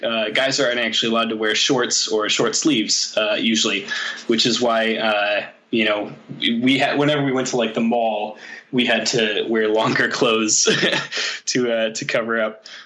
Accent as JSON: {"language": "English", "region": "Michigan", "country": "United States", "tie": "born or raised there", "also_born_or_lived": "Chicago / Seattle / Saudi Arabia", "moved": "as an adult", "lives_now": "Denmark", "said": "I was still living in my home state of Michigan"}